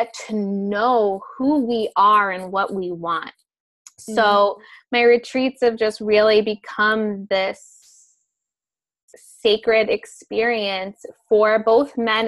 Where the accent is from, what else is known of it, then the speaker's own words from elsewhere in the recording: Amalfi Coast, Campania, Italy; moved away; also born or lived in New York; I live, you know, back and forth between New York and the Amalfi Coast in Italy.